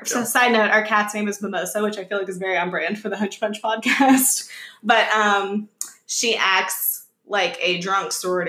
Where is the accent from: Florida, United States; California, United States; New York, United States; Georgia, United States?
Georgia, United States; Atlanta; we're from Atlanta.